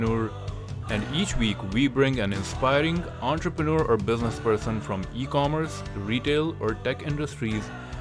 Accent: India; I'm from India, and I know there's a big herb tradition there

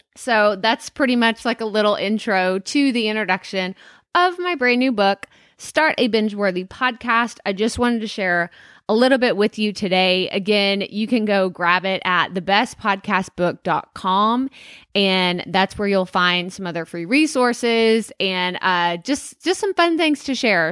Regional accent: Athens, Texas, United States; also born or lived in San Marcos, Texas; Growing up in a small town in Texas, about an hour and a half east of Dallas

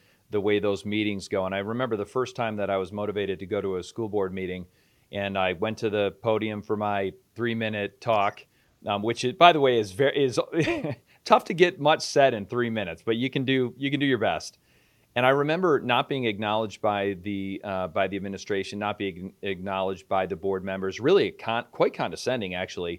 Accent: East Coast, United States; moved away; I'm originally from the East Coast.

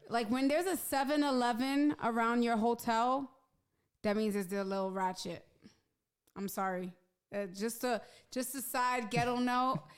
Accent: New York City, New York, United States; I'm from Hell's Kitchen. Like, back when I was a teenager, there was a lot of pimps and prostitutes around

